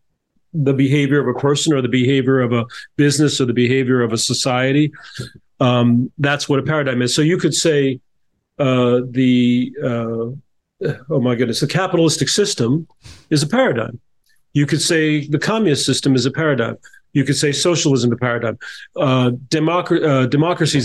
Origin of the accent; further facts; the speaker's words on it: New Jersey, United States; now in California, United States; I grew up in New Jersey, which has similar weather, but not as hot.